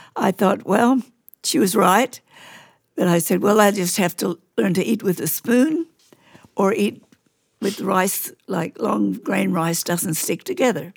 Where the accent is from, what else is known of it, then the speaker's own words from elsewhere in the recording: Queensland, Australia; I grew up in Queensland